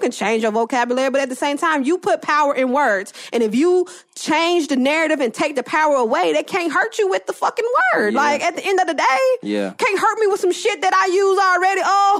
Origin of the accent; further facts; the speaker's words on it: the South, United States; I'm from the South, so I got a lot of different voices.